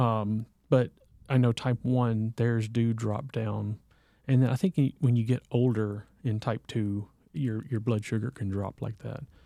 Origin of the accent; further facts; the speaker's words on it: the South, United States; growing up in the South